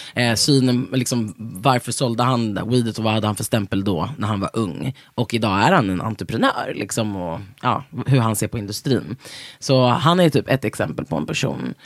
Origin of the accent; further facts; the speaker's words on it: Sweden; vi som svenskar